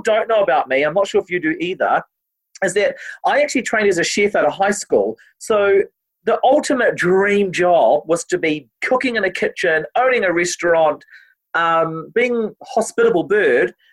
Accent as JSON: {"language": "English", "country": "New Zealand"}